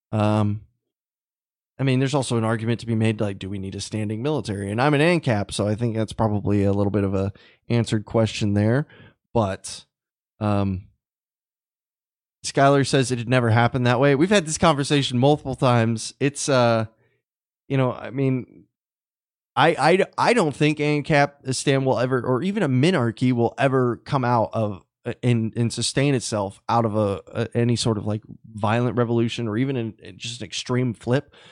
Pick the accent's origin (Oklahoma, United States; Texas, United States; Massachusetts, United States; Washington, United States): Texas, United States; Uh, Ryan, I, I'm I'm from Texas.